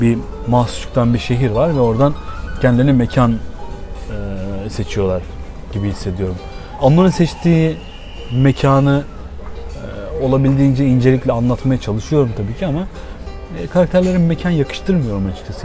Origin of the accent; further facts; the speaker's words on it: Bandırma, Balıkesir, Turkey; Ama bir yandan da burası benim memleketim. Burası dediğim Bandırma'dan bahsediyorum tabii.